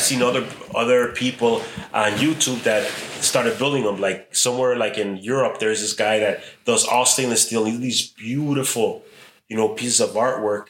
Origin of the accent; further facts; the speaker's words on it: Chicago, Illinois, United States; also born or lived in Mexico; I was born in Chicago, but we went to Mexico when I was a kid. Mm. I know it was second or third grade, and I came back, and I entered sixth grade here in Chicago